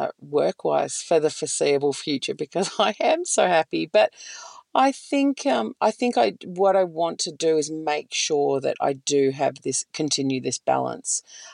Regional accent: Victoria, Australia; but growing up in Northeast Victoria, it was just visiting for holidays.

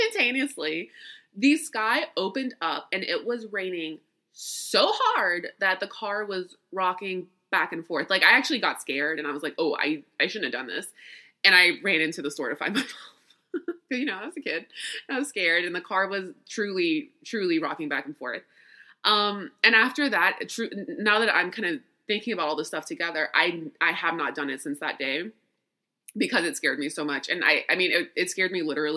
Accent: Louisiana, United States; I'm from Louisiana. I was born in Louisiana and raised there.

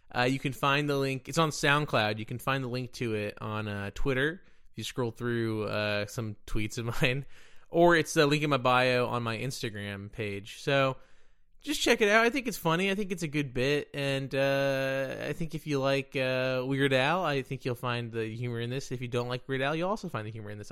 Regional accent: Dallas, Texas, United States; I'm from Dallas

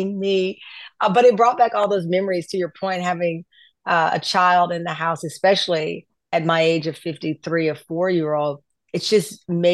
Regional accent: the South, United States; as a Southerner

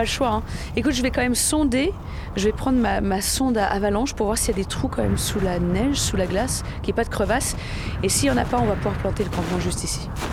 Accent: the French Alps, France; je viens donc de France, hein, des Alpes

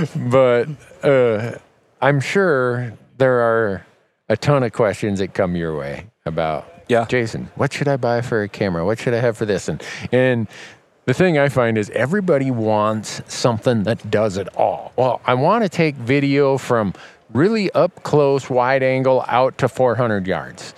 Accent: Montana, United States; my home state of Montana

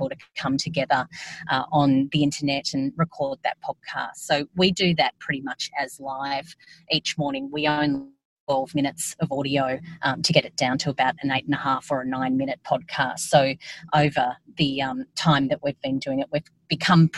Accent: Yass, New South Wales, Australia; also born or lived in Albury, New South Wales / Canberra; I did 0 to 13 in Yass.

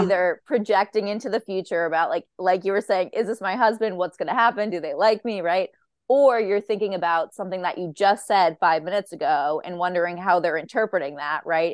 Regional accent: Boston, Massachusetts, United States; I'm from Boston

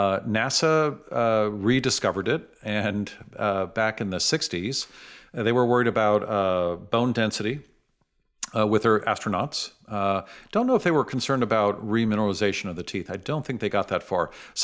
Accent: San Francisco, California, United States; I grew up in San Francisco.

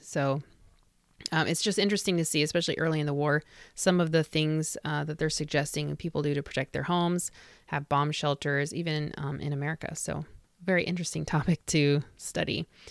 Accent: Indianapolis, Indiana, United States; Indianapolis, which is my hometown

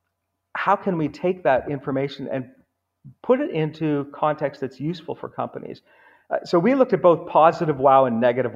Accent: United States; also born or lived in Houston, Texas / New York; now in Canada; I live in Canada. I grew up in Houston in New York, but living in Canada now.

